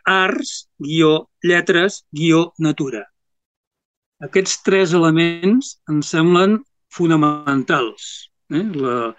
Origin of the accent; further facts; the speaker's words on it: Reus, Catalonia, Spain; jo sóc de les terres del sud, sóc de, de Reus, de, de Reus, de les comarques tarragonines